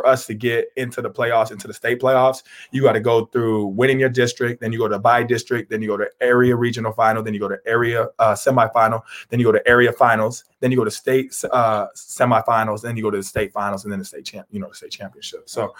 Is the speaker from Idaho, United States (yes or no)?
yes; Boise, Idaho, United States; also born or lived in Meridian / Star / Middleton / New Mexico; I was born in Boise, and then I stayed in Meridian for a little bit. And then I went from Meridian to Star. I went to Star for kindergarten and first grade, I think. And then I went to Middleton.